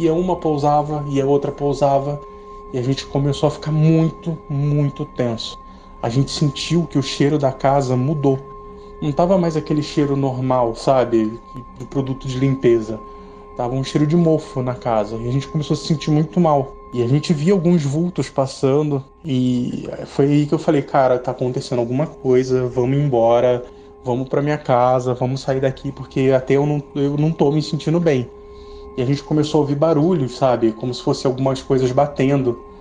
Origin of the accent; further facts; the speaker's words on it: São Gonçalo, Rio de Janeiro, Brazil; moved away as an adult; now in Jaú, Brazil; Eu nasci e cresci no Rio de Janeiro, na cidade de São Gonçalo, até os meus 19 anos, e depois eu me mudei para cá